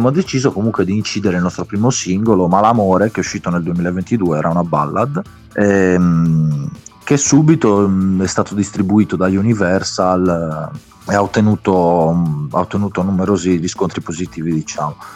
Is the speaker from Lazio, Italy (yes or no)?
no; Sardinia, Italy; io sono sardo, i ragazzi sono campani, quindi siamo lontani anche